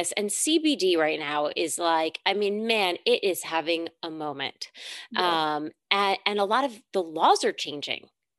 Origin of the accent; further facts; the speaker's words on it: New York, United States; I love you, New York. You are my hometown